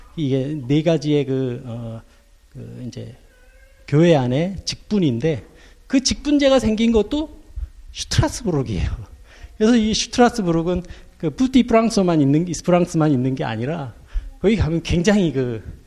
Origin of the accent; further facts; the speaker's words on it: South Korea; moved away as an adult; now in Germany; 나 코리아에서 왔다고 그랬더니